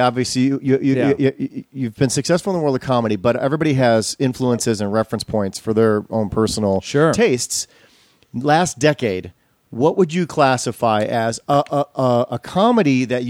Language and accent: English; Wisconsin, United States